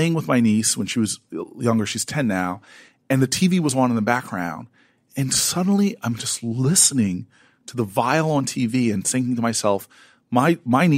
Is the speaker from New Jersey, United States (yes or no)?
yes; Harrington Park, New Jersey, United States; a black boy growing up in America in the 1980s